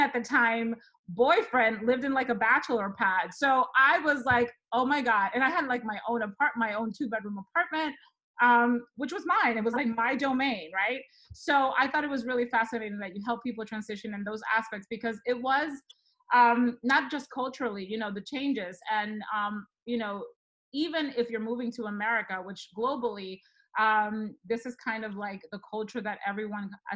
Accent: Dominican Republic; moved away; I am originally from the Dominican Republic. So I moved here

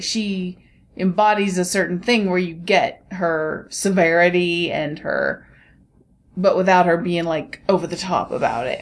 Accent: United States; I'm American

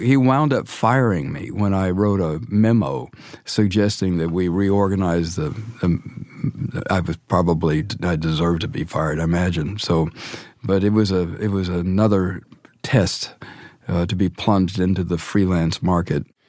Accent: Dallas, Texas, United States; I grew up in Dallas in the Methodist Church

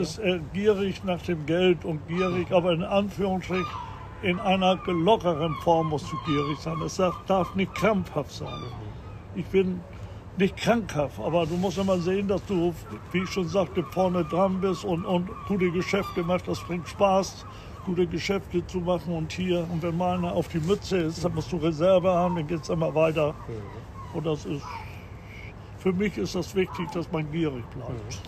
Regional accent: Tönning, Schleswig-Holstein, Germany; moved away as an adult; now in Sylt, Germany; ein richtiger Nordfriese. Also auf Luftlinie von der Insel Sylt, circa 30 Kilometer. Und ich, der Ort heißt Tönning

